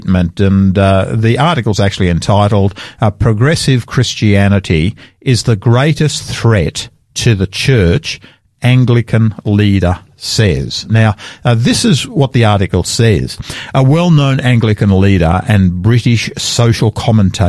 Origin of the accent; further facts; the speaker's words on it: Sydney, New South Wales, Australia; now in South Australia, Australia; I grew up there in Sydney